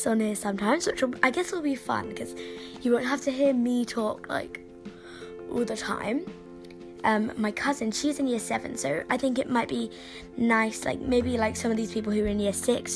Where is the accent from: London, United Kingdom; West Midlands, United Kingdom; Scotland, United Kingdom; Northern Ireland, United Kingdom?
London, United Kingdom; I'm 11 years old, I'm from London, I'm in year six